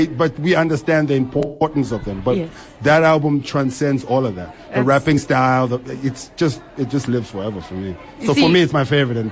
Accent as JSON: {"language": "English", "town": "Bryanston", "region": "Gauteng", "country": "South Africa", "said": "I'm from Bryanston. … I'm Bryanston."}